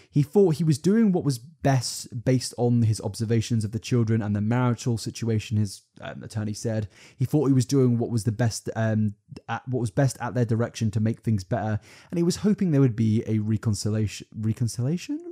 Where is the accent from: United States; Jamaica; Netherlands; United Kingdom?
United Kingdom; we're British